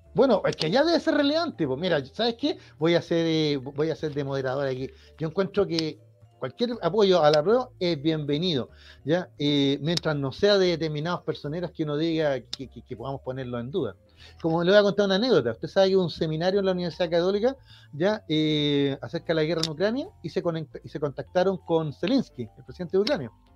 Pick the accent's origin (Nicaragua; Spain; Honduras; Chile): Chile